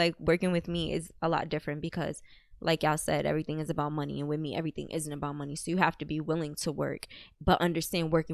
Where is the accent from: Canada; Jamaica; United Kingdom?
Jamaica; I'm Jamaican